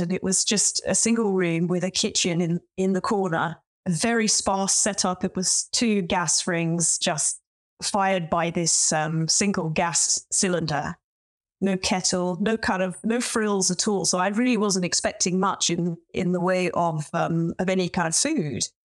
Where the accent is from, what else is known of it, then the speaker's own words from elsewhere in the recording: London, United Kingdom; moved away as an adult; also born or lived in Beijing, China; now in Oxford, United Kingdom; I was born and brought up in London, and I was privately educated